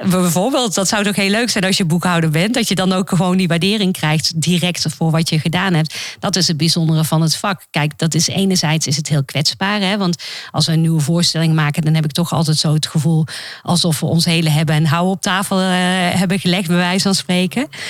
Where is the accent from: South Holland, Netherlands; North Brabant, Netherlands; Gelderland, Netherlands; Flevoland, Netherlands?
North Brabant, Netherlands; Roosendaal; moved away; also born or lived in Amsterdam / United States; ik ben opgegroeid in Roosendaal